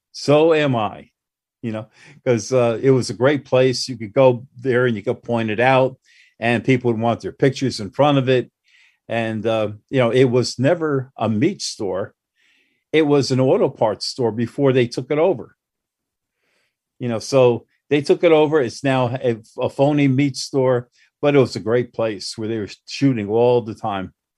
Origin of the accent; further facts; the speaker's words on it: Newark, New Jersey, United States; I grew up in Newark